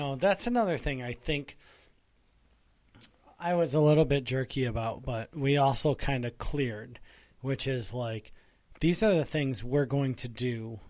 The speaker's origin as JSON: {"language": "English", "region": "Northeast", "country": "United States", "said": "we're from the Northeast."}